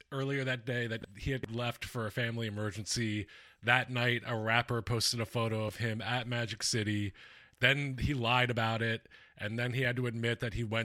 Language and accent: English; Philadelphia, Pennsylvania, United States; I'm from Philadelphia